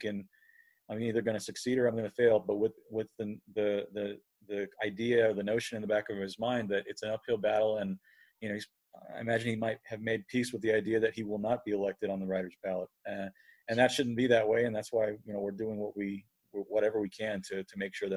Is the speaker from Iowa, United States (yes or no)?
no; California, United States; now in Denver, United States; I grew up in California